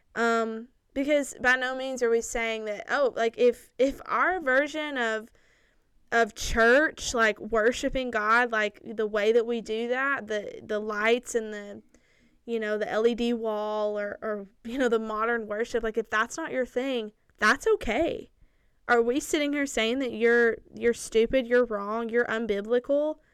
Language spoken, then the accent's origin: English; Lawrenceburg, United States; I grew up there. That is my hometown